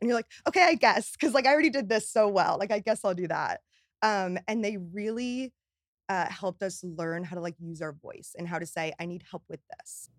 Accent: Newtown, Connecticut, United States; moved away as an adult; also born or lived in Boston; now in New York, United States; I grew up in Newtown, Connecticut

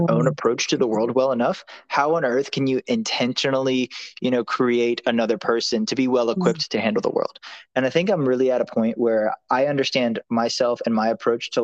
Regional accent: New Orleans, Louisiana, United States; I'm from New Orleans, Louisiana.

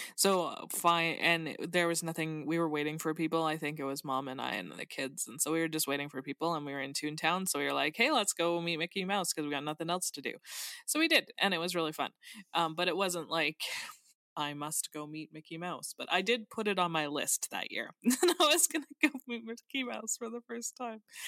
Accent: Canada; I, as a Canadian

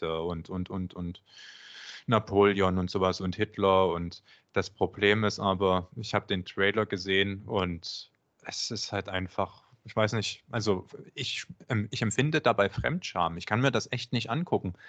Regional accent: Germany; first language German; du als Deutscher

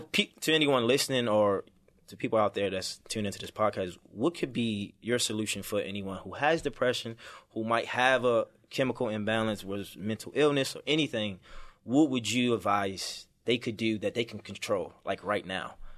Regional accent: Baltimore, Maryland, United States; I'm from Baltimore City, so I grew up, it was tough

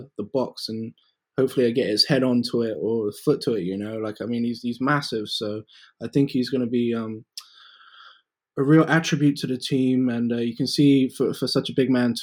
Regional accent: England, United Kingdom; moved away; growing up in England

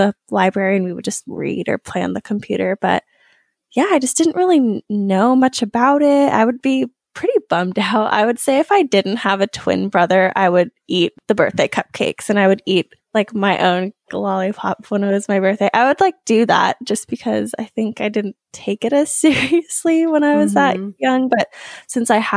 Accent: Bend, Oregon, United States; I was 7 or 8 years old, and I grew up in Bend, Oregon

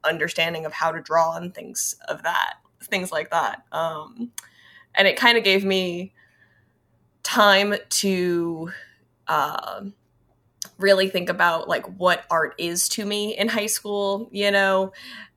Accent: New Orleans, Louisiana, United States; growing up in New Orleans, I went to a Catholic high school

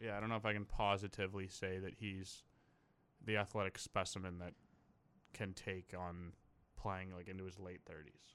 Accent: Canada; as a Canadian

